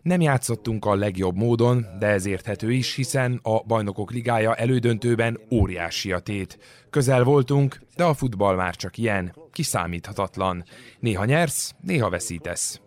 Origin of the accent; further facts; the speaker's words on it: Serbia; mégis én Szerbiából jövök